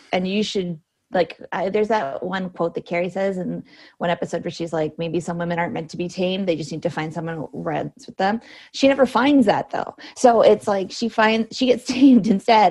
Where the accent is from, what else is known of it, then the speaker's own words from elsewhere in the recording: Cambridge, Ontario, Canada; now in Toronto, Canada; technically I'm from Cambridge, which is an hour mm. away.